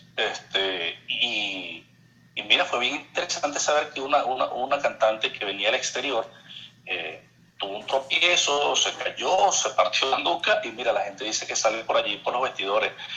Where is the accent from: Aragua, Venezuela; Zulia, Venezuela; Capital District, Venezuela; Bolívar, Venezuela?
Zulia, Venezuela; Maracaibo; accent: maracucho; moved away as an adult; also born or lived in Puerto la Cruz, Venezuela; now in Barranquilla, Colombia; Soy maravino, nací en Maracaibo, en el Hospital Chiquinquirá, este, más maracucho que eso no puede haber.